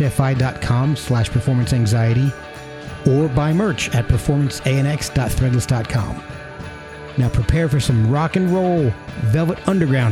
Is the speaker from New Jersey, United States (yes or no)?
yes; Branchburg, New Jersey, United States; moved away; also born or lived in Scotch Plains, New Jersey; I grew up in New Jersey as well